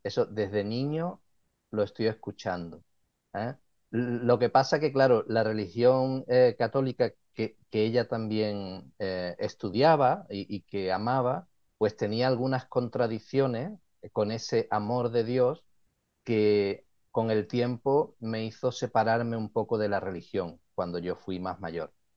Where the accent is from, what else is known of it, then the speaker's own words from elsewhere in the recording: Cádiz, Andalusia, Spain; moved away as an adult; now in Ottawa, Canada; Yo nací en, España, en la ciudad de Cádiz